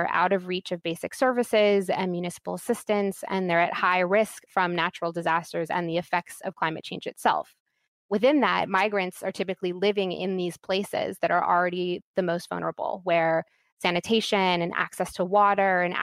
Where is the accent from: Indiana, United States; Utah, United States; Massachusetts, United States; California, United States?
California, United States; my home state of California